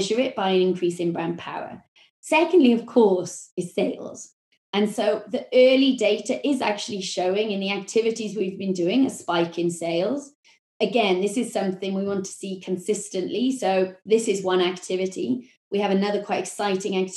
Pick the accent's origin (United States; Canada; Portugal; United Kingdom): United Kingdom; Wales; accent: Welsh; my Welsh accent